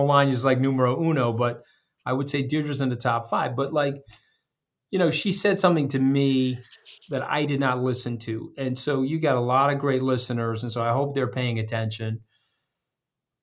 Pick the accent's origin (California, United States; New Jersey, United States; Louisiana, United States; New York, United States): New York, United States; Long Island; I'm a blue-collar kid. I grew up on Long Island with no money.